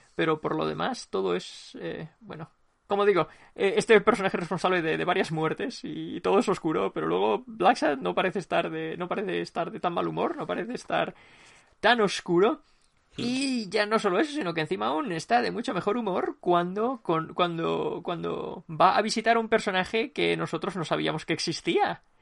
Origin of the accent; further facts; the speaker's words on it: Spain; como somos españoles